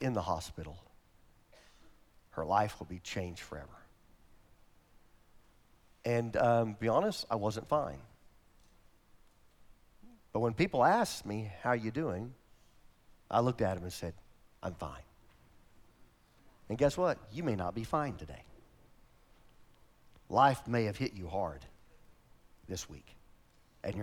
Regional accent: Oklahoma, United States; now in Peoria, United States; I'm from Oklahoma

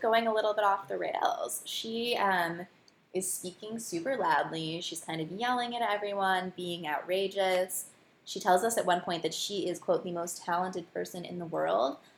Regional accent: Morristown, New Jersey, United States; I grew up in northern New Jersey

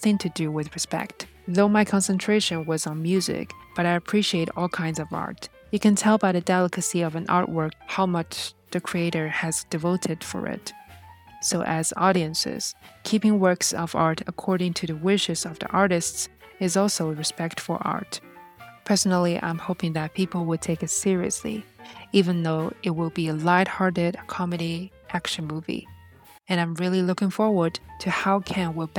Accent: Shanghai, China; I was born and raised in Shanghai, and I spent almost all my life there.

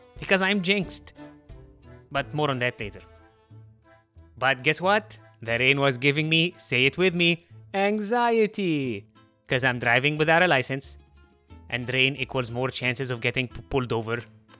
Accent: Heliopolis, Cairo Governorate, Egypt; accent: Egyptian; I've been talking to you in a very distinct Egyptian accent this entire time. Do you wanna take a guess? I thought she meant, which city are you from in Egypt? So I tell her, I'm from Heliopolis.

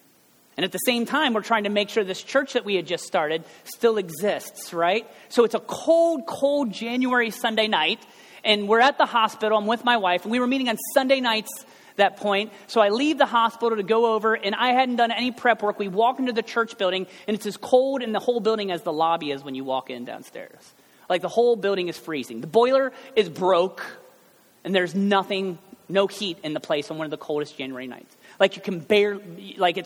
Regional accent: United States; I'm only from America

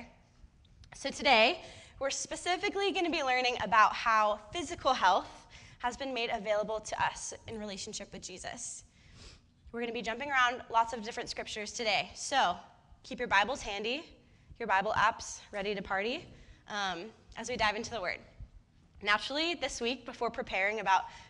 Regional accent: Bay Area, right outside of San Francisco, California, United States; moved away as an adult; now in Santa Cruz, United States; I grew up in the Bay Area in right outside of San Francisco

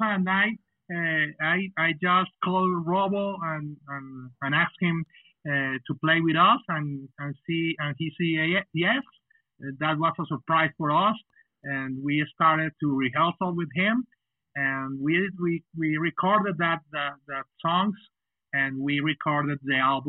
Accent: Cali, Valle del Cauca, Colombia; first language Spanish; English is a second language; also born or lived in Bogota, Colombia; We are from Cali, Colombia.

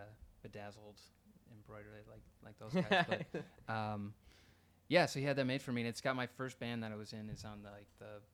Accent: Oconomowoc, Wisconsin, United States; moved away as an adult; now in Nashville, United States; I'm originally from, well, I say Milwaukee, but I'm from Oconomowoc, but no one knows where that is or how to say that.

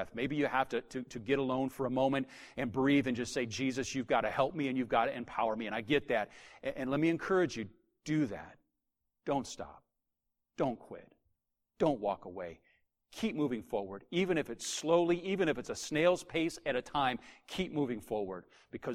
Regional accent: United States; as an American, we're Americans

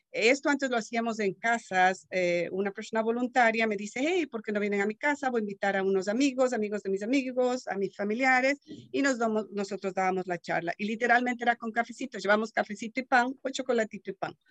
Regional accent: Ecuador; now in Marin County, United States; soy de Ecuador, llevo ya 30 años en este país

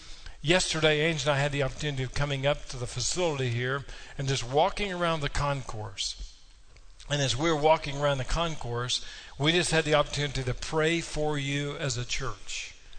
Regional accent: Kentucky, United States; I grew up in Peters Creek Baptist Church. It was a small, rural church in Kentucky.

